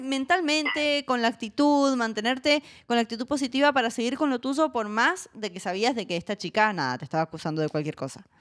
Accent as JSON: {"language": "Spanish", "region": "Mendoza", "country": "Argentina", "said": "yo soy mendocina, Mendoza en Argentina es la octava capital del vino del mundo"}